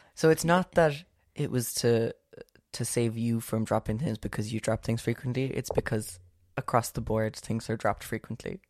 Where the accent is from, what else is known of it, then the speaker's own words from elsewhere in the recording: Ireland; we're Irish